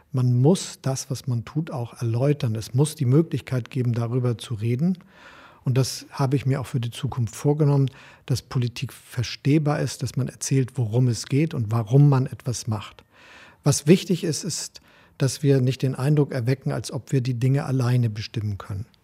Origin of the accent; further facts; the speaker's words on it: Hamburg, Germany; Ich bin knapp, nachdem Helmut Schmidt Kanzler wurde, als Hamburger in die SPD eingetreten.